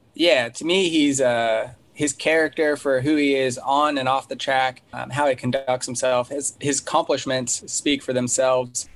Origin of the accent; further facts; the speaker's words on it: Colorado, United States; a guy that I grew up with in Colorado